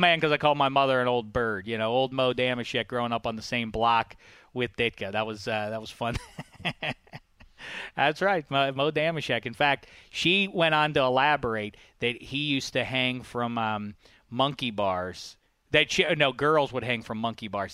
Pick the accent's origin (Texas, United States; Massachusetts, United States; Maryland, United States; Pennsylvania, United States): Pennsylvania, United States; Pittsburgh; as a Pitt football fan growing up in Pittsburgh